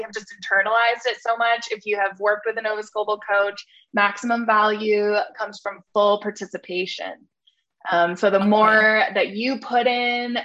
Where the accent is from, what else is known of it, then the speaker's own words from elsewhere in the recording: Calgary, Alberta, Canada; accent: Canadian; I'm from Calgary, Alberta, Canada. If you didn't already hear the Canada in my accent.